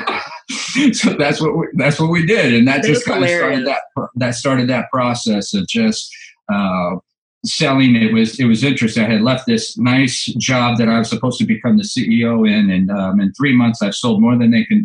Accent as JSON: {"language": "English", "area": "Orange County", "region": "California", "country": "United States", "tie": "born or raised there", "said": "I was born and raised in Orange County, California"}